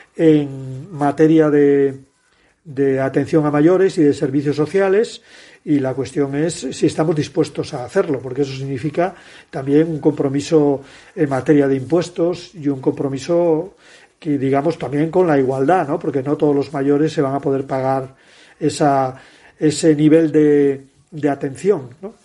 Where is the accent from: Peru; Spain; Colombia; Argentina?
Spain; Asturias; Mi tierra